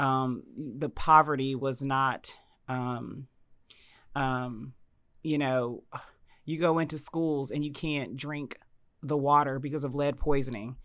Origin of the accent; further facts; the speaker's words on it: Dallas, Texas, United States; moved away as an adult; also born or lived in Indianapolis, Indiana / New Mexico / Washington, District of Columbia, United States / Baltimore, Maryland; born in Indianapolis, raised in Dallas, Texas